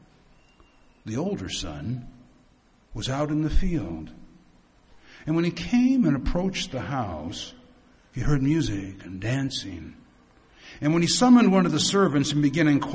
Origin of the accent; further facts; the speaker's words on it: United States; I come from the United States